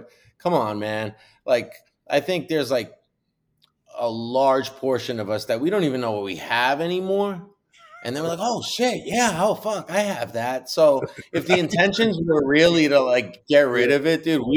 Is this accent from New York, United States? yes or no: yes; New York, United States; I'm from New York originally